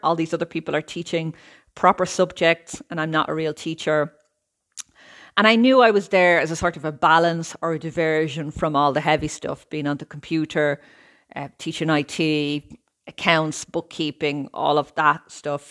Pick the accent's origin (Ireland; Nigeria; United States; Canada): Ireland; moved away as an adult; now in Italy; I'm Irish, I lived in Ireland all of my life, I'm now living in Italy.